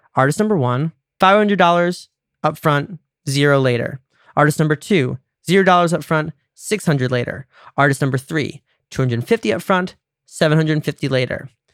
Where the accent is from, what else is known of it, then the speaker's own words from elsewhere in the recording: United States; I'm American